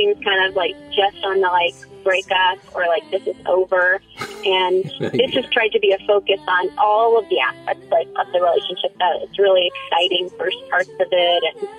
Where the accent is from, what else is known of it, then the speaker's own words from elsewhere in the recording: Missouri, United States; moved away; also born or lived in Hawaii / New Mexico / Washington / Colorado; I'm from Missouri. I grew up in a divorced household, so I just grew up doing two weeks, moving all the time.